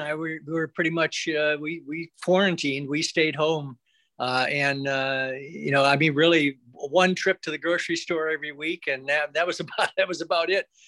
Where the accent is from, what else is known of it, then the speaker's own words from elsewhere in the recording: Flint, Michigan, United States; now in South Florida, United States; we grew up in Flint, Michigan